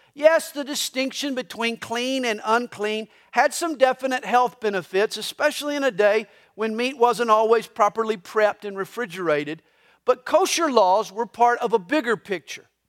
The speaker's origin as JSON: {"language": "English", "region": "the South", "country": "United States", "tie": "born or raised there", "said": "I grew up in the South. I grew up in a traditional Southern Baptist church"}